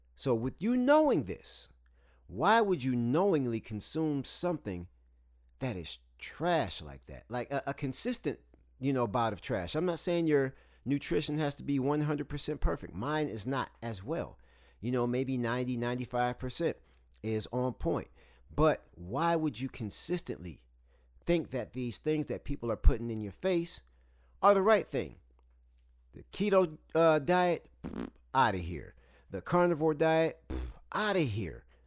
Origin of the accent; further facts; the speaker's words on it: Saginaw, Michigan, United States; moved away as an adult; also born or lived in the South (US); now in the South, United States; I'm from Saginaw, Michigan, and I live in the South now